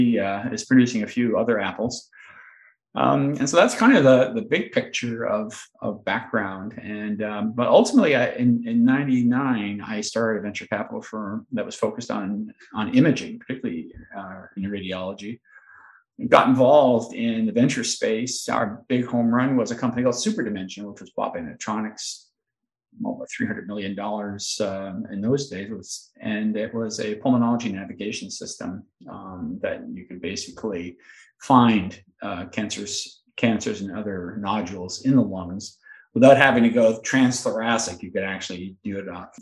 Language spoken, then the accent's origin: English; Montreal, Quebec, Canada; I grew up in Montreal and so Canadian by birth